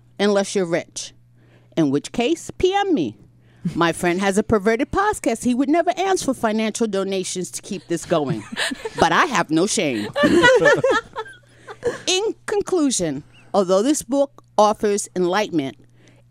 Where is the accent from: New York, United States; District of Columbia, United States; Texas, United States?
New York, United States; I'm a New Yorker